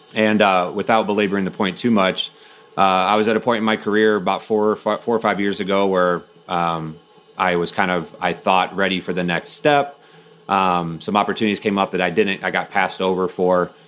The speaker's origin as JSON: {"language": "English", "town": "Bloomington", "region": "Illinois", "country": "United States", "tie": "born or raised there", "also_born_or_lived": "Ohio", "said": "I grew up in Bloomington, Illinois, which is where State Farm is headquartered"}